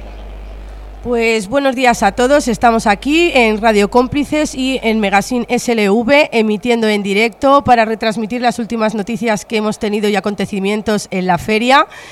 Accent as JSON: {"language": "Spanish", "country": "Spain", "said": "aquí en España tenemos mucho de comedia"}